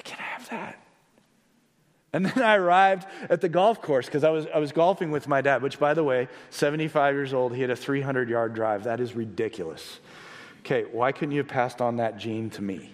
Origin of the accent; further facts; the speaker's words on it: Blue Springs, Missouri, United States; now in Johnson County, Kansas, United States; I was driving out to my hometown of Blue Springs, which is on the Missouri side, and I remember growing up